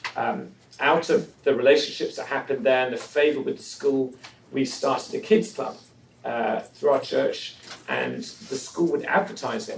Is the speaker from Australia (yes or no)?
no; England, United Kingdom; moved away as an adult; I'm originally from England.